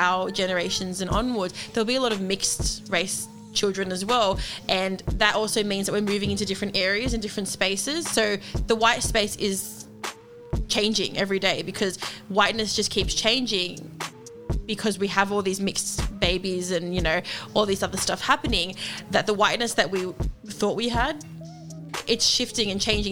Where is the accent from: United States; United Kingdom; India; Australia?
Australia; Sydney, New South Wales; looking at Australia specifically, that's because that's where we're from